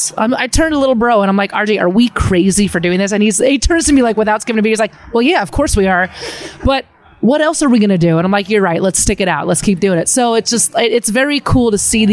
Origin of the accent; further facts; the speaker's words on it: rural Pennsylvania, United States; I'm a dork from rural Pennsylvania. You know, I grew up like around Mennonite people and rednecks